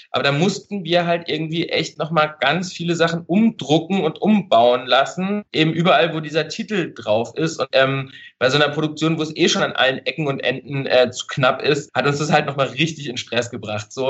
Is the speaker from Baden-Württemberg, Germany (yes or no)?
yes; Baden-Württemberg, Germany; Also ich komme ursprünglich aus dem Schwarzwald und hatte immer so Schwarzwaldbilder vor Augen